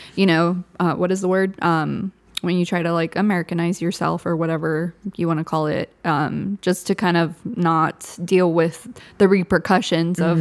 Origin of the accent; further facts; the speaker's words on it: Southern California, United States; first language Spanish; English is a second language; I'm from SoCal too